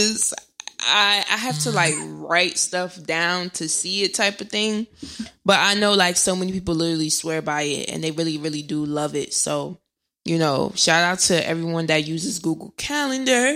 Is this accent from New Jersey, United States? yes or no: yes; New Jersey, United States; I'm in Jersey. I'm from Jersey